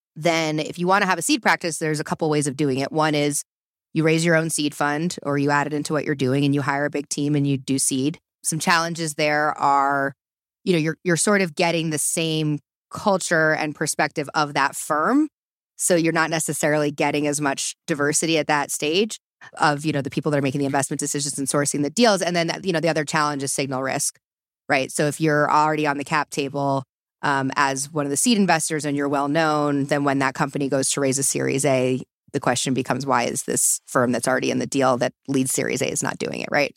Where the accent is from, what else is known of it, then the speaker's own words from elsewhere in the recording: East Coast, United States; moved away as an adult; also born or lived in Boulder, Colorado; I'm originally from the East Coast